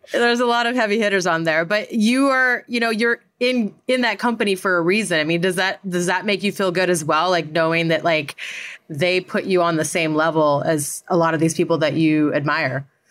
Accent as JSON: {"language": "English", "town": "Great Falls", "region": "Montana", "country": "United States", "said": "I'm from Great Falls"}